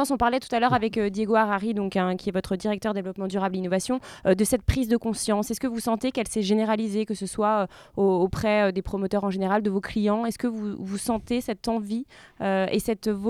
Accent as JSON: {"language": "French", "town": "Lyon", "region": "Auvergne-Rhône-Alpes", "country": "France", "said": "Je connais bien, je suis lyonnaise."}